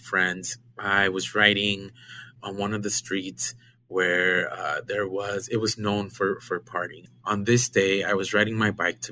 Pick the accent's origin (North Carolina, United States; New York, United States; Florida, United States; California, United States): California, United States; Isla Vista; I was born and raised in Santa Barbara, California, more specifically a small college party town next to UCSB named Isla Vista